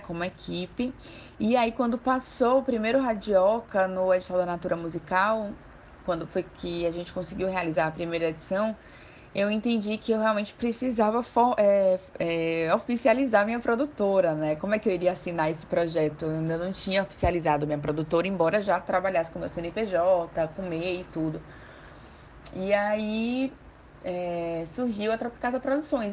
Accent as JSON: {"language": "Portuguese", "town": "João Pessoa", "region": "Paraíba", "country": "Brazil", "moved": "as an adult", "lives_now": "Salvador, Brazil", "said": "eu sou de João Pessoa, né? Vim, mudei para cá, para Salvador, em 2010"}